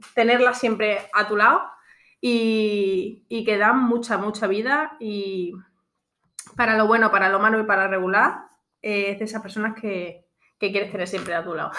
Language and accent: Spanish; Extremadura, Spain; moved away as an adult; now in Alfaz del Pi, Spain; yo de Extremadura